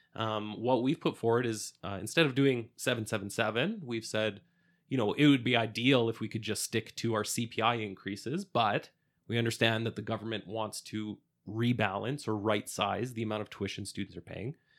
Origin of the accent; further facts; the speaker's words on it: Edmonton, Alberta, Canada; I, I grew up here in Alberta and Edmonton